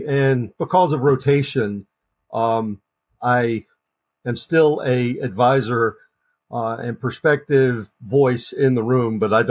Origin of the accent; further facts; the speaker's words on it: Lincoln County, western North Carolina, United States; I grew up in North Carolina, western part of the state. My formative years were watching David Thompson, Tommy Burleson, Monty Tau play basketball when I was a 9-year-old kid in Lincoln County, which is adjacent to Cleveland County